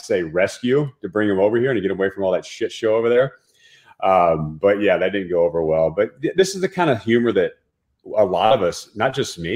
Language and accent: English; Dallas-Fort Worth area, Texas, United States; I grew up in Texas, right? In the Dallas-Fort Worth area